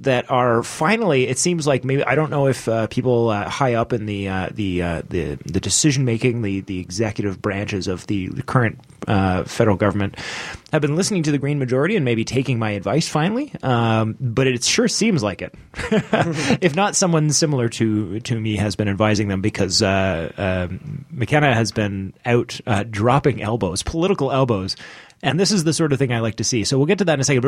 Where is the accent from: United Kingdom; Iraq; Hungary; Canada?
Canada; I love being a Canadian